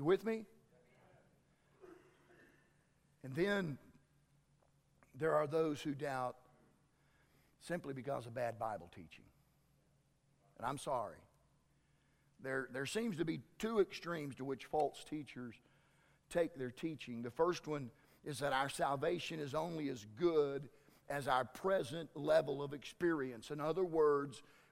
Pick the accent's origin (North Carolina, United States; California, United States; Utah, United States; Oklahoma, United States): Oklahoma, United States; Tyrone; I grew up over in Tyrone. In my senior year, which was 1978, our baseball team went to state